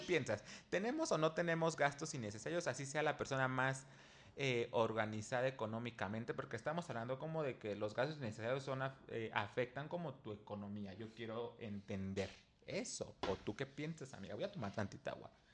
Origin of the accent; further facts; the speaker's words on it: Mexico; aquí en México pues no acostumbramos a tener chanclas para cada cosa